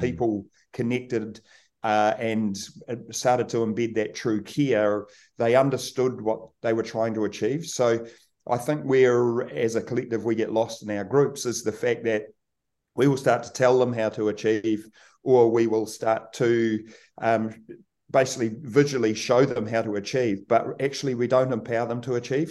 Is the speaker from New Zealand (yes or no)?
yes; Kaikoura, Canterbury, New Zealand; born or raised there